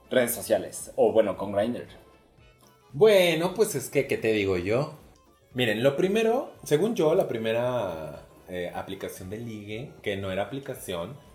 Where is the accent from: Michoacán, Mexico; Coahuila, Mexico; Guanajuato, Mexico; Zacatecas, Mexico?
Guanajuato, Mexico; Celaya; moved away as an adult; now in Querétaro, Mexico; Yo soy de provincia, soy original de Celaya, Guanajuato. Seguramente se los he dicho mil veces, pero ahí va de nuevo. Este, dejé la ciudad de Celaya, Guanajuato, como a los 20 años, 21 más o menos, y me fui a vivir a Querétaro.